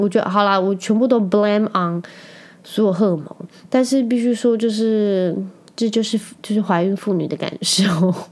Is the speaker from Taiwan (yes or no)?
yes; Penghu County, Taiwan; now in Kaohsiung, Taiwan; 我可以在澎湖这个地方长大